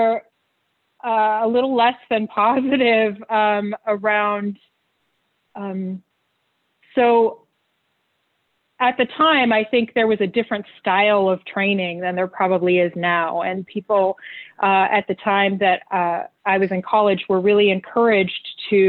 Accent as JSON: {"language": "English", "region": "Arizona", "country": "United States", "tie": "born or raised there", "said": "live in Arizona where I grew up"}